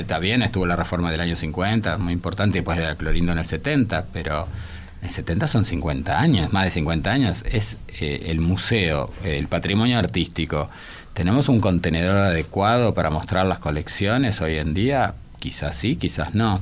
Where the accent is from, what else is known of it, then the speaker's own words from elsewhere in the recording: Italian Hospital, Montevideo, Uruguay; el hospital italiano donde yo nací